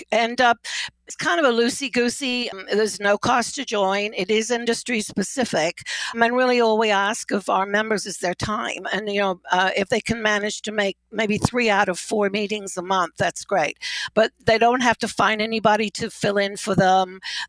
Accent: United Kingdom; Well, I'm a British boarding school brat, so I was shipped off to school at 10 years old.

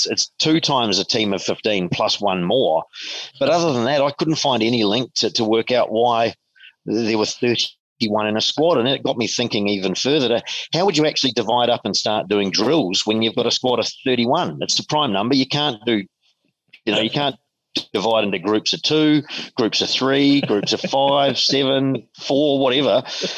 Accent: Christchurch, Canterbury, New Zealand; moved away as an adult; now in Sydney, Australia; I mean, I come from a country of sailors, but I'm from Christchurch

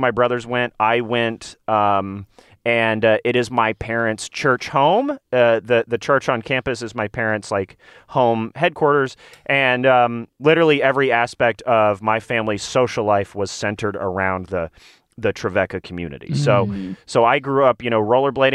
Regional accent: Nashville, Tennessee, United States; I'm from Nashville, Tennessee, by the way, where they make all Christian media

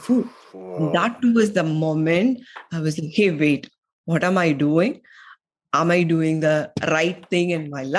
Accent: India; moved away as an adult; also born or lived in United States; I am from India

